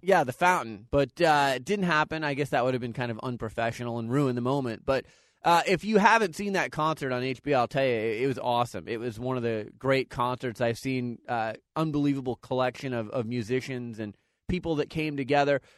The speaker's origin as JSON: {"language": "English", "town": "Phoenix", "region": "Arizona", "country": "United States", "said": "I'm from Phoenix"}